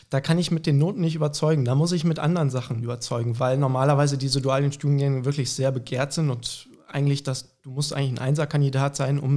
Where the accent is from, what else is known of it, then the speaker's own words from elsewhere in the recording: Hamburg, Germany; born there; Genau, also wir sind in Hamburg geboren, meine Eltern kommen eigentlich beide aus der Pfalz, fanden aber Hamburg immer total attraktiv, einfach als Stadt.